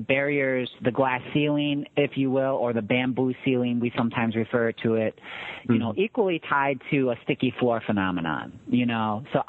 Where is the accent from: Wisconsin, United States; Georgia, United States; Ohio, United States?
Wisconsin, United States; Green Bay; I grew up in Green Bay, Wisconsin.